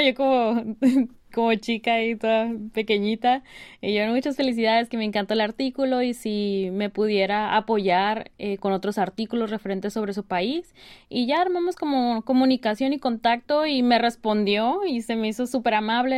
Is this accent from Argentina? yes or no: no; Mexico; moved away as an adult; now in South Korea; yo soy criada como mexicana, como latina